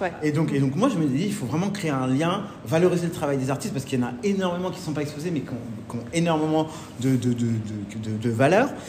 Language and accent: French; Normandy, France; also born or lived in Lille; now in Paris, France; je suis un petit Normand